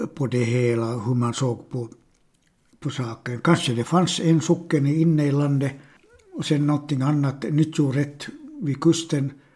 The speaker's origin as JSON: {"language": "Swedish", "country": "Finland", "first_language": "Swedish", "said": "jag har bott 62 år i det här landet, Finland, och mitt modersmål är svenska."}